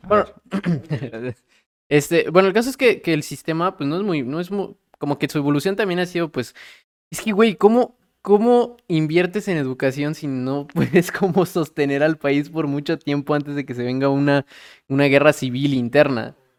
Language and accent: Spanish; Mexico; yo también soy mexicano